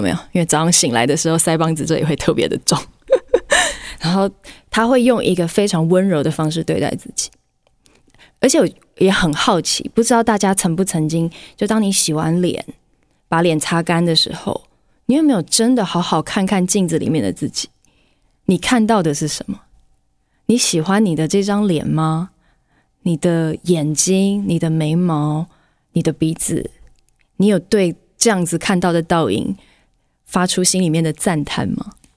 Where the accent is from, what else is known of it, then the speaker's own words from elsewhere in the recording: Taiwan; 我们集体在台湾的环境中